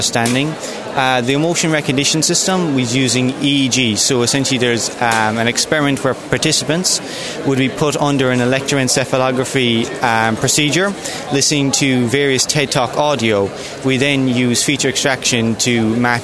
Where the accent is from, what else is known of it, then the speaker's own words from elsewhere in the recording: County Kerry, Ireland; I'm from Scafoblesive Lucra in County Kerry.